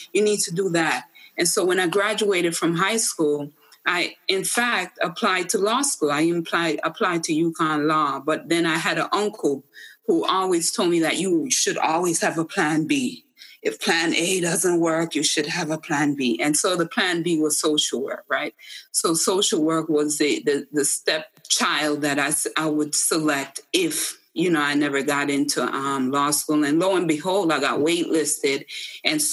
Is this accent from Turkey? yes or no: no; Jamaica; now in United States; I came from Jamaica, the rural part of Jamaica